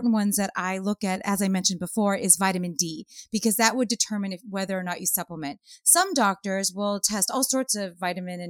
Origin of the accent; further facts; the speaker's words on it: Los Angeles, California, United States; I grew up in Hollywood